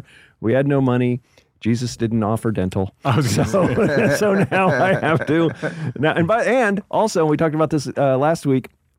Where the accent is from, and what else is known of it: Memphis, Tennessee, United States; born or raised there; moved away; also born or lived in New Jersey